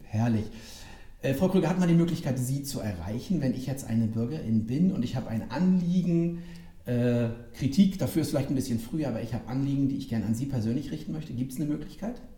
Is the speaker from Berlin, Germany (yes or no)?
no; Rostock, Mecklenburg-Vorpommern, Germany; Ich bin gebürtiger Lichtenheger.